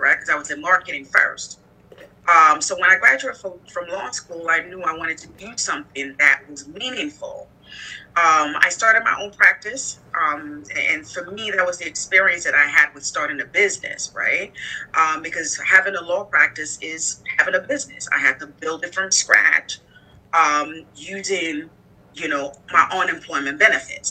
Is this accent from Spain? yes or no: no; Nigeria; moved away as an adult; also born or lived in United States / Arizona / Bedford-Stuyvesant, Brooklyn; now in Brooklyn, United States; I was born here in the United States. Um, my family's from Nigeria. And so at the age of five, I migrated back to Nigeria, and that's actually where I went to elementary school and high school.